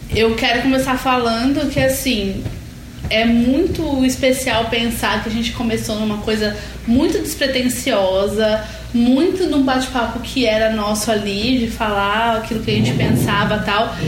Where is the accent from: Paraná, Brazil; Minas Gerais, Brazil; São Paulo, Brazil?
São Paulo, Brazil; also born or lived in Florianópolis; sou de São Paulo e estou falando de Florianópolis